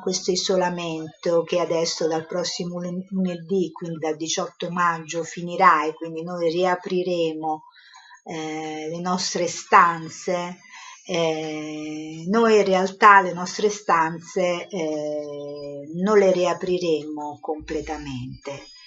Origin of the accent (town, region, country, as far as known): Italy